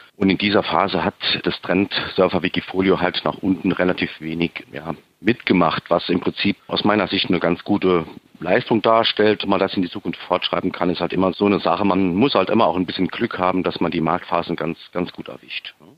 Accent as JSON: {"language": "German", "town": "Saarbrücken", "region": "Saarland", "country": "Germany", "said": "Ich komme aus Saarbrücken und ich bin 45 Jahre alt."}